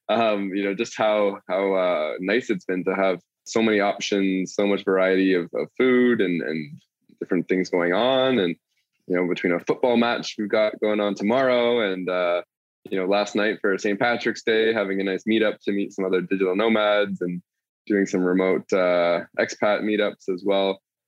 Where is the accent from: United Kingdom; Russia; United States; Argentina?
Argentina; Buenos Aires; From beautiful Buenos Aires, Argentina.